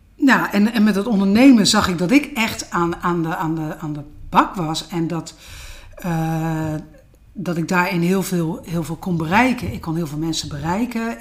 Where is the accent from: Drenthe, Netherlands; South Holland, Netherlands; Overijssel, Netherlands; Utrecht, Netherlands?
South Holland, Netherlands; Den Hoorn; Ik ben een eh, echte Westlandse. Ja. tuindersdochter. In Den Horen, Schipluiden, vlakbij Naaldwijk, Poeldijk